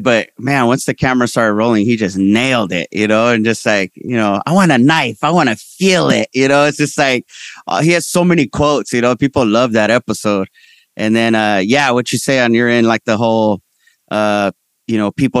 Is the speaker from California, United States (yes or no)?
yes; Ventura County, California, United States; also born or lived in San Fernando, California; I was born in San Fernando. We lived there when I was young, but I mostly grew up in Ventura County, which is like an hour north.